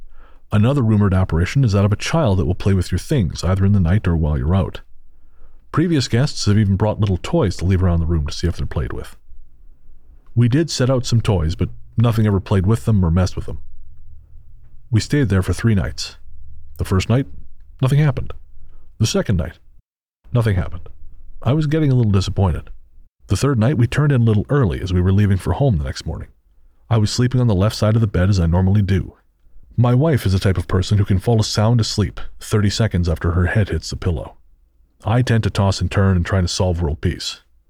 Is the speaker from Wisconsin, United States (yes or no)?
no; Tennessee, United States; But I grew up in Northeast Tennessee.